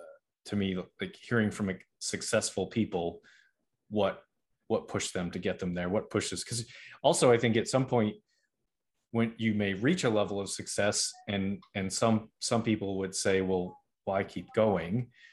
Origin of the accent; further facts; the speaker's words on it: Boston, Massachusetts, United States; I'm originally from Boston, and everybody always asks me why I don't have a Boston accent.